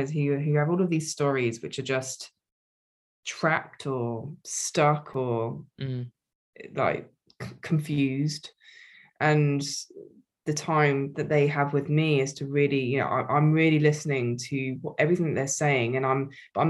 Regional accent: Wokingham, South East England, United Kingdom; a local marketing agency in my hometown, Wokingham

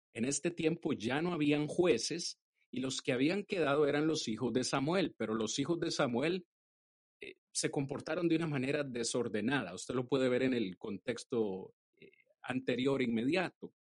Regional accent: Costa Rica; en Costa Rica, de donde soy eh, originario

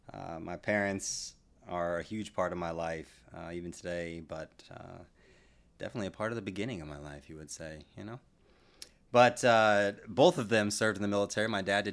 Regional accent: San Antonio, Texas, United States; also born or lived in Netherlands / Iceland; I was born in the Netherlands. {S0} Wow. {S1} I lived in Iceland for a little while, and I grew up mostly in San Antonio.

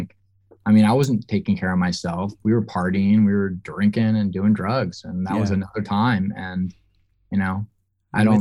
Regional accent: Mill Valley, California, United States; I grew up in Mill Valley, California, which is right over the bridge

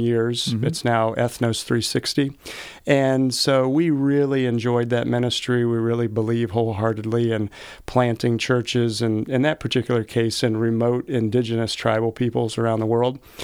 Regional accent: Georgia, United States; also born or lived in Indiana / Texas / Michigan; now in Ohio, United States; I grew up in Georgia

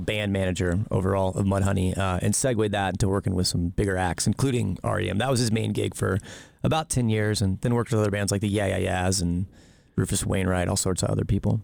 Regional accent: South Texas, United States; moved away as an adult; also born or lived in Amherst, Massachusetts; now in Boise, United States; I grew up in South Texas

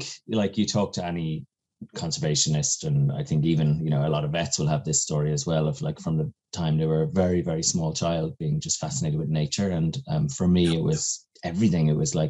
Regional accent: County Kildare, Ireland; accent: neutral Irish; also born or lived in Kilkenny; But I was born in Kilkenny. Uh-huh. So both my parents are from there, which is like Midlands. And then we moved around quite a bit with dad's job. Grew up then from the age I was 12 in County Kildare, kind of Dublin border.

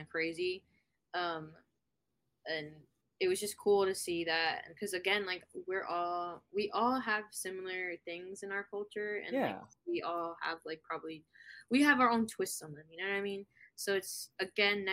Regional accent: Miami, Florida, United States; first language Spanish and English; I was born and raised in Miami

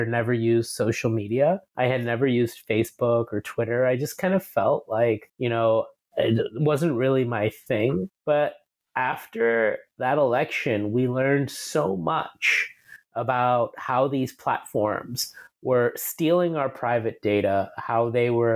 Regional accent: New York City, New York, United States; moved away as an adult; also born or lived in India; now in Singapore; we moved to the States when I was just 4 years old from India, and I grew up in New York City.

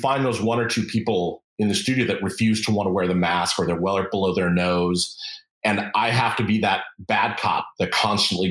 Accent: Los Angeles, California, United States; I grew up in Los Angeles, California

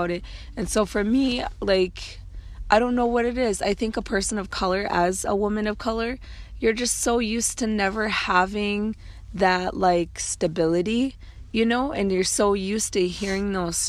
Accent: Minneapolis, Minnesota, United States; I'm from Minneapolis, Minnesota

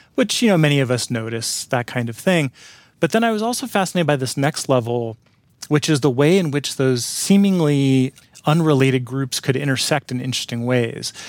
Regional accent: San Francisco Bay Area, California, United States; I grew up in the Bay Area of California, in San Francisco Bay Area

